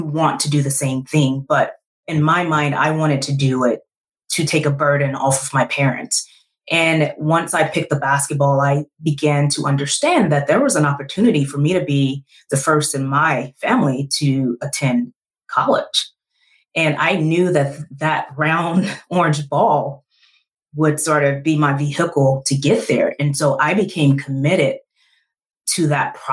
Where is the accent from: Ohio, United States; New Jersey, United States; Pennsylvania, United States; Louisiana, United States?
Louisiana, United States; Shreveport; Born and raised in Shreveport, Louisiana, Southern girl